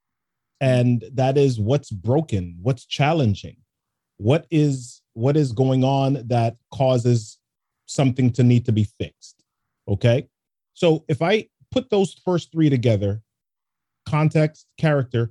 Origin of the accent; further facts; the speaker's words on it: New York City, New York, United States; also born or lived in Jamaica; I grew up in the Bronx